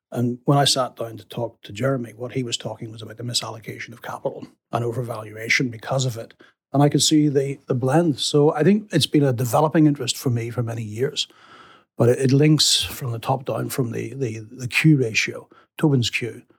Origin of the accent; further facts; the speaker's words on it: England, United Kingdom; as an Englishman